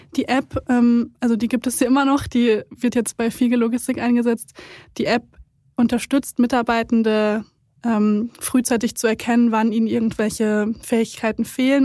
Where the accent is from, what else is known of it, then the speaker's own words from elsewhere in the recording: Siegen, North Rhine-Westphalia, Germany; Und ich bin in Siegen aufgewachsen, da gibt es viele Industrieunternehmen.